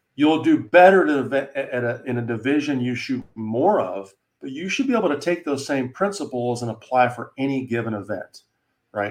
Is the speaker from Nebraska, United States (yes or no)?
no; Wyoming, United States; moved away; I'm from Wyoming originally